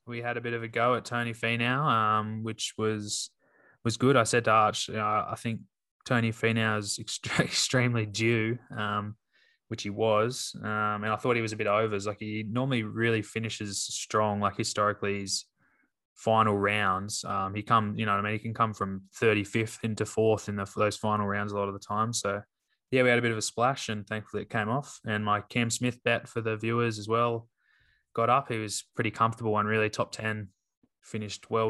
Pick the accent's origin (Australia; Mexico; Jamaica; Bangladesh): Australia; Obviously, being an Australian, it'd be great to see him get one.